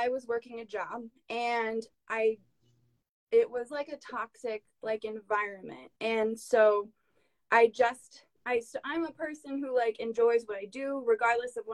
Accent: Connecticut, United States; now in Casper, United States; I'm from Connecticut, and when I was moving to Wyoming

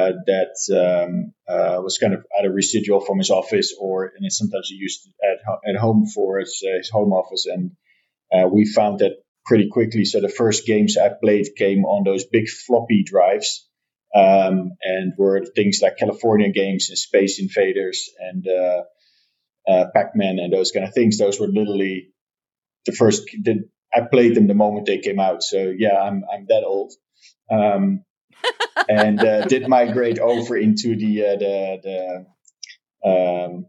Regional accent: Netherlands; I'm born and raised in the Netherlands

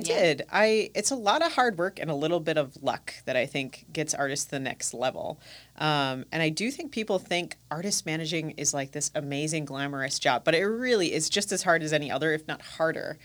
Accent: United States; also born or lived in New Zealand; now in Milwaukee, United States; being an American, uh, and going to New Zealand

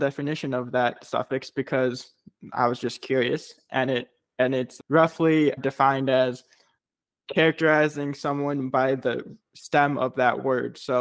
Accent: Chicago, Illinois, United States; I grew up in Chicago, very brutally cold in Chicago, especially in the wintertime

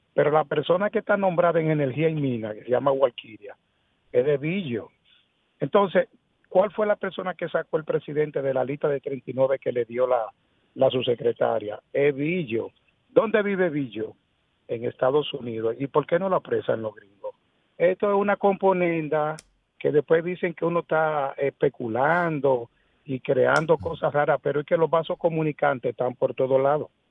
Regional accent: Dominican Republic; yo como dominicano

